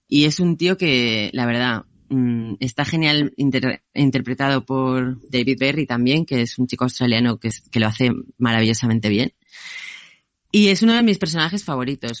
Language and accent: Spanish; Asturias, Spain; also born or lived in Scotland; yo siendo asturiana